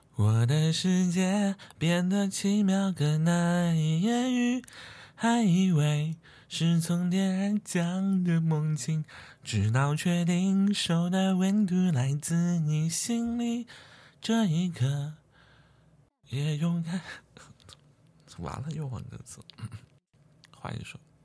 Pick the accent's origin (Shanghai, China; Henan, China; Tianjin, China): Shanghai, China; moved away as an adult; also born or lived in Guangzhou / Beijing; 作为上海人，很多人都不理解我为什么总在外地